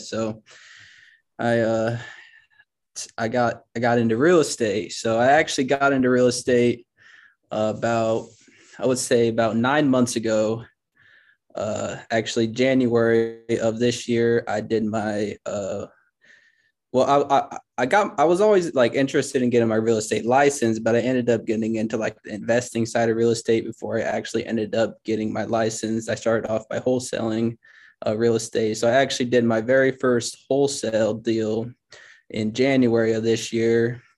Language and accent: English; Grand Island, Nebraska, United States; moved away as an adult; now in Lincoln, United States; I'm actually, I'm from Grand Island, Nebraska